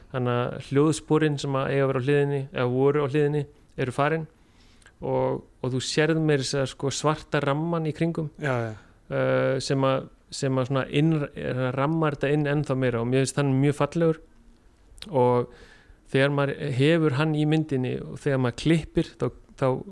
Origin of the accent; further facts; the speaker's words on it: Iceland; moved away as an adult; also born or lived in Denmark; ég ólst upp á Íslandi